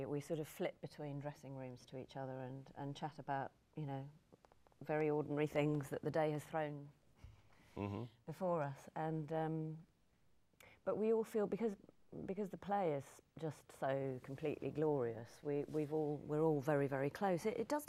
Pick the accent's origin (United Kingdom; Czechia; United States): United Kingdom; As a Brit